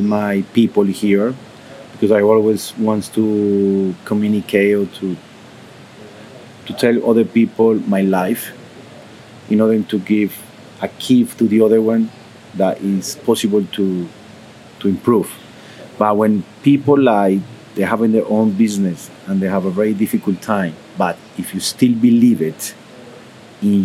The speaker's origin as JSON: {"language": "English", "country": "Colombia", "second_language": "English", "said": "I'm from Colombia"}